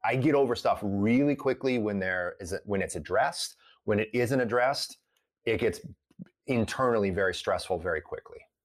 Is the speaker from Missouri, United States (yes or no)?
no; Sylvania, Ohio, United States; I grew up in a suburb of Toledo, Ohio called Sylvania